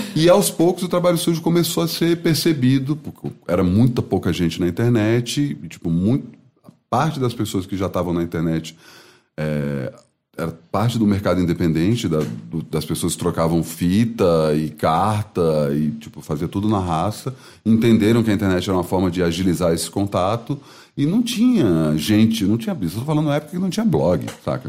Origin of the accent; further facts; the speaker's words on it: Brasília, Federal District, Brazil; moved away as an adult; also born or lived in Campinas; Sou de Brasília, fui fazer Unicamp por acaso